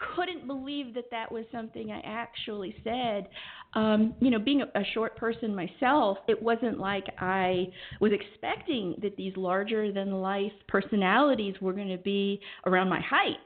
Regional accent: Southern California, United States; also born or lived in Los Angeles / San Diego; I was born in Los Angeles, okay. and I was raised pretty much all over Southern California

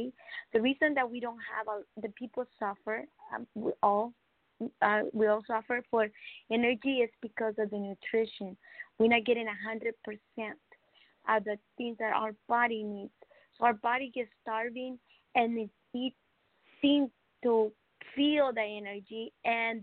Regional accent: Mexico; now in California, United States; I'm from Mexico. So I live here in California, beautiful state

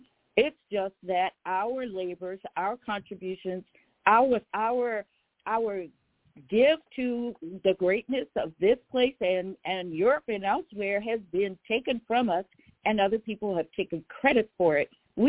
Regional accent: New Orleans, Louisiana, United States; I told you I'm from New Orleans

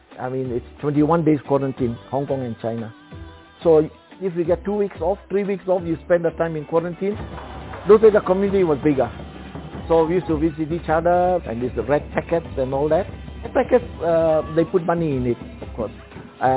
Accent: Mombasa, Mombasa County, Kenya; I was born in Mombasa

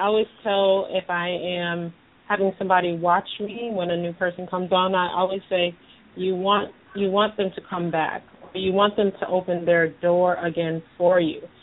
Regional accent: Massachusetts, United States; now in South Florida, United States; I'm from up north too. I'm from Massachusetts

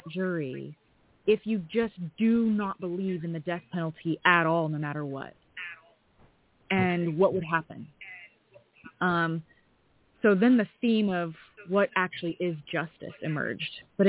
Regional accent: Colorado, United States; I'm from Colorado

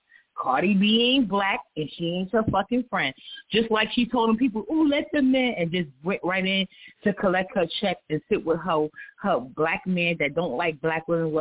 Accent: New York City, New York, United States; And I'm from New York City, born and raised in Spanish Harlem.

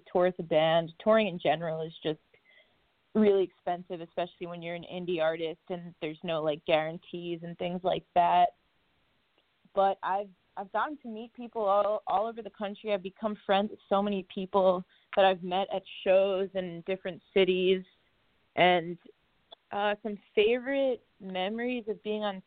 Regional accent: Long Island, New York, United States; Grew up on Long Island in New York, right on the water

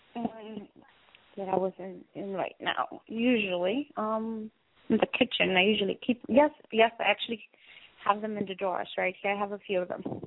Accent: New York, United States; I was raised in New York

